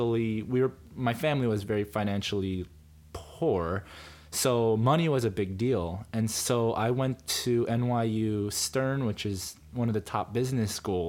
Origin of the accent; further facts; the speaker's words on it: New York, United States; also born or lived in Korea / Yonkers, New York / New Jersey; I was born in Korea, grew up in the New York, New Jersey area